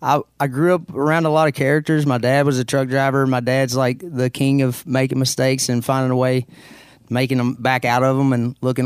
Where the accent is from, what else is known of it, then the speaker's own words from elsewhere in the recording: Caneyville, Kentucky, United States; I did. I grew up in Caneyville, Kentucky.